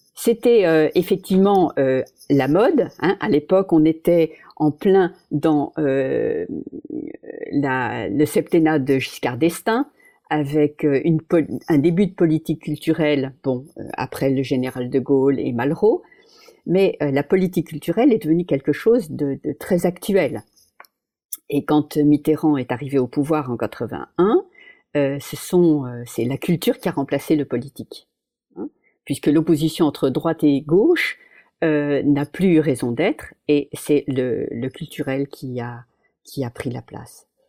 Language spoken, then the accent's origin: French; Paris, Île-de-France, France; moved away as an adult; now in Netherlands; Je suis née à Paris, j'ai toujours habité à Paris